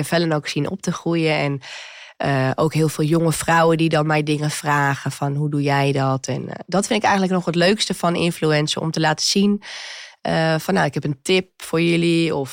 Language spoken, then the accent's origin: Dutch; Zwolle, Overijssel, Netherlands; moved away as an adult; also born or lived in Amsterdam / Amstelveen; now in Huizen, Netherlands; Oh ik kom uit Zwolle, toen ben ik naar Amsterdam gegaan.